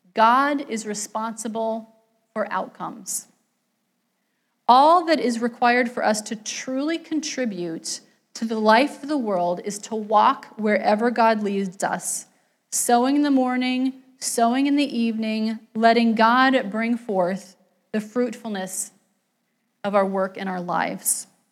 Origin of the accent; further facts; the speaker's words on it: West Virginia, United States; moved away; I grew up in West Virginia, not in a coal mining town, but in a city that was economically